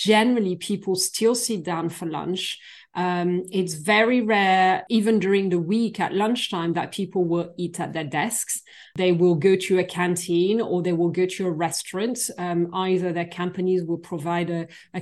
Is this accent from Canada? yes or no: no; Versailles, Île-de-France, France; moved away as an adult; now in United Kingdom; So I'm originally from France. I was born near Paris, in the suburbs of Paris and in Versailles, where we have a very famous palace